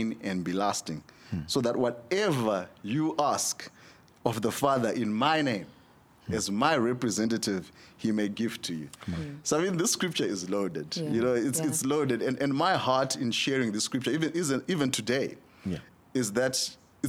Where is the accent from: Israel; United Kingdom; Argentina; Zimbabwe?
Zimbabwe; I'm from Zimbabwe